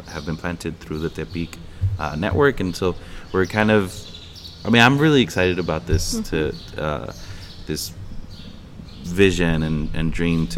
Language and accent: English; Eagle Pass, Texas, United States; moved away as an adult; also born or lived in Nashville / Chicago; now in Piedras Negras, Mexico; We were both born here in Piedras Negras, right here, just a couple miles from where we are now. But we grew up in Eagle Pass